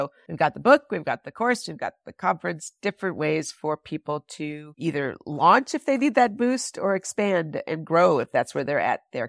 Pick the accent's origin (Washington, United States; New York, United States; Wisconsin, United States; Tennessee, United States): Wisconsin, United States; there has always been work to be done here in my home state of Wisconsin.